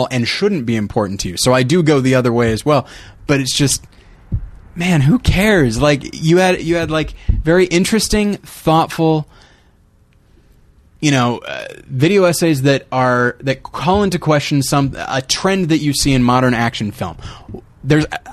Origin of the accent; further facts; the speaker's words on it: United States; I'm an American